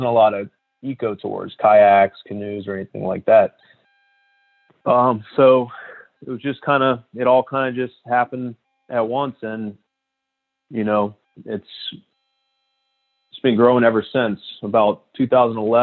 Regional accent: New Orleans, Louisiana, United States; I'm from New Orleans. I grew up in New Orleans.

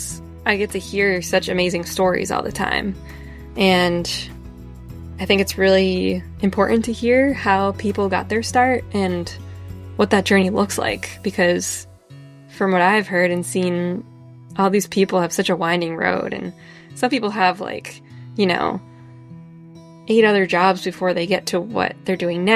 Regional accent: New Hampshire, United States; I'm a photographer from New Hampshire

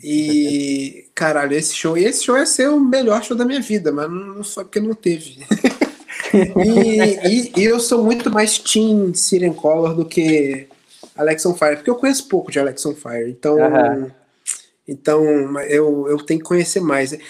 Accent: Brazil; moved away

